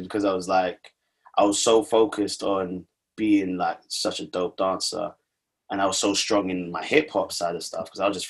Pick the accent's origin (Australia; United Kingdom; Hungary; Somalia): United Kingdom; London; I'm from Hackney